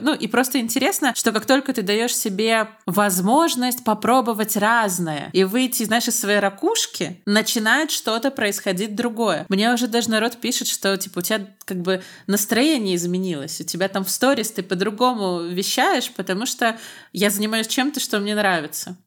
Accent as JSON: {"language": "Russian", "country": "Belarus", "said": "Я из Беларуси"}